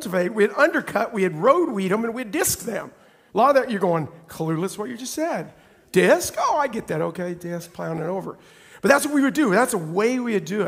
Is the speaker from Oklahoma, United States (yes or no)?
yes; Oklahoma, United States; moved away; I'm from Oklahoma